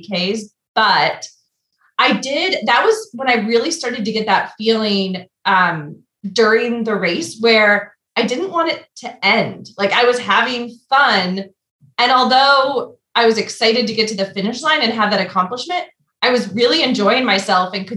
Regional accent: Michigan, United States; now in Pittsburgh, United States; I'm originally from Michigan

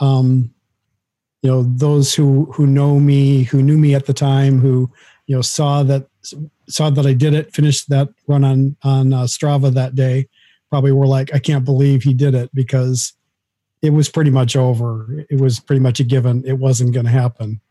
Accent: Minnesota, United States; now in Athens, United States; Minnesota, which is where I grew up and where my family lived.

